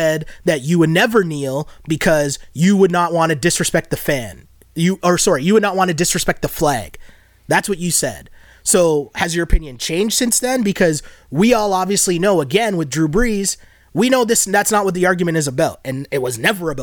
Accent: Toronto, Ontario, Canada; growing up in Toronto

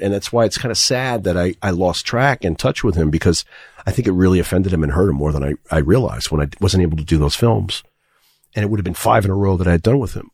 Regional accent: New York City, New York, United States; I grew up in Manhattan.

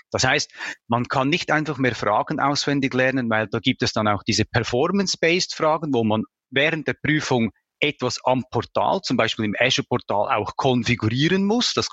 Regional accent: Switzerland; Vielleicht habt ihr es bereits bemerkt, ich komme aus Bayern. Nein, ich komme aus der Schweiz

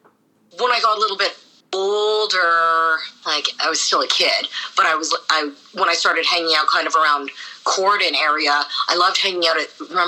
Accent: Winnipeg, Manitoba, Canada; I am born and raised in Winnipeg, first generation Canadian.

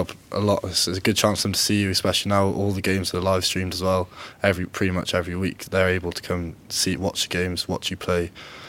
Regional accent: Cowbridge, Wales, United Kingdom; I'm a third year student, also quite local, grew up in Cowbridge.

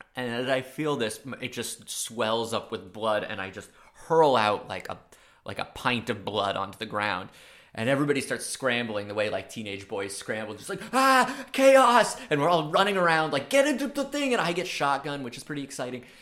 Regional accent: Maine, United States; accent: subtle New York; I'm from a small coastal town in Maine

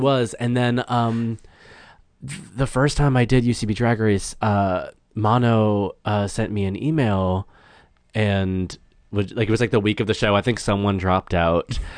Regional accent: Massachusetts, United States; born or raised there; moved away as an adult; now in Los Angeles, United States

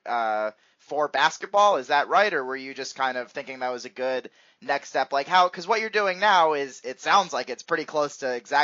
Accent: outside of Philadelphia, Pennsylvania, United States; I grew up outside of Philly

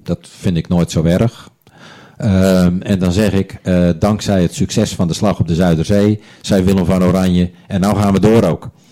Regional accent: Onderdijk, North Holland, Netherlands; also born or lived in Hoorn; now in Blokker, Netherlands; ik in het ziekenhuis in Horen ben geboren. Maar wij woonden toen in Onderdijk.

